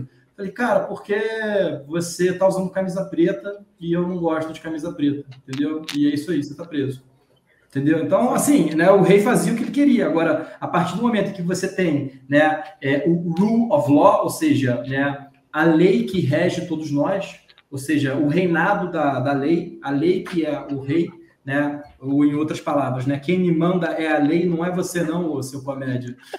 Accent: Rio de Janeiro, Brazil; eu sou do estado do Rio de Janeiro

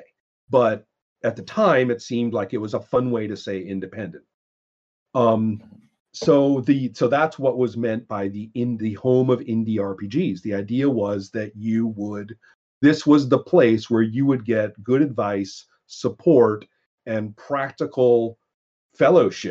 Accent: Monterey Peninsula, California, United States; I grew up on the Montreal Peninsula

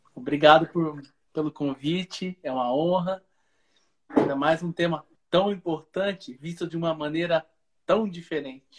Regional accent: Piracicaba, São Paulo, Brazil; now in Uberlândia, Brazil; eu sou de Piracicaba, no interior de São Paulo, e vim para Minas Gerais, onde eu resido. A cidade chama Uberlândia, no Triângulo Mineiro

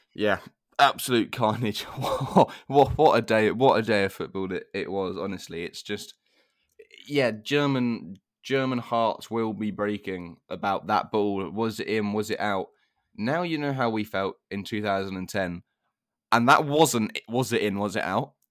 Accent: England, United Kingdom; as an English fan

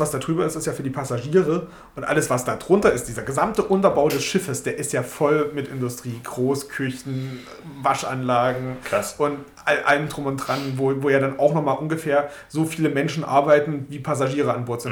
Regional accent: Germany; wir als Deutsche

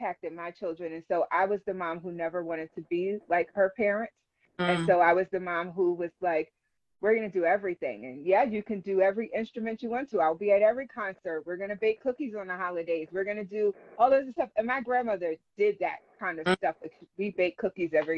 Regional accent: Philadelphia, Pennsylvania, United States; moved away as an adult; now in Lancaster, United States; I grew up in Philadelphia

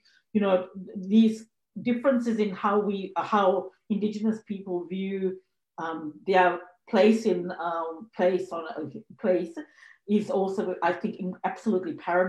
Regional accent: Zambia; also born or lived in Sri Lanka / Zimbabwe; now in Australia; I was born in Sri Lanka and I grew up in Africa. I grew up in Zambia and Zimbabwe, and before my family migrated to Australia

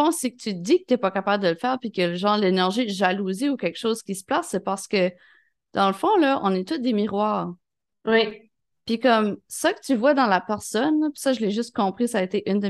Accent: Sherbrooke, Quebec, Canada; Je viens de Sherbrooke.

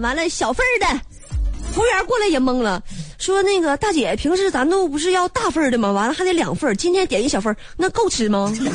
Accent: Northeast China, China; accent: 大碴子味儿 (Northeastern/Dongbei); 我这一嘴大碴子味儿

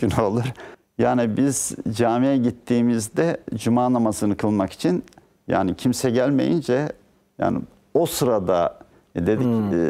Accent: Ayvalık, Balıkesir, Turkey; moved away as an adult; also born or lived in Dursunbey, Balıkesir / İzmir / Ankara / United Kingdom; Ben 1960 e, 15 Haziran 1960'te Balıkesir'in Dursunbey ilçesinde doğdum.

